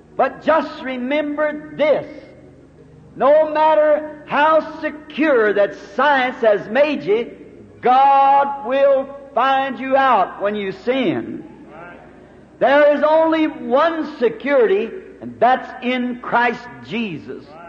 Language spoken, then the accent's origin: English; United States; I'm an American